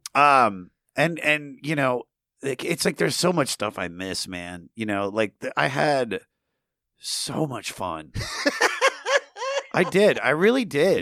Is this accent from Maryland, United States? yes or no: yes; Germantown, Maryland, United States; I'm from the Washington D.C. area, Maryland, uh, about 20 minutes north of D.C. in a little town. Well, it's not little, uh, Germantown, Maryland